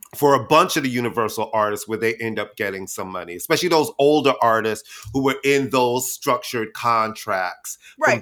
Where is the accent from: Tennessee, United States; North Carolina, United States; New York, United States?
New York, United States; New York City; I'm a queen from Queens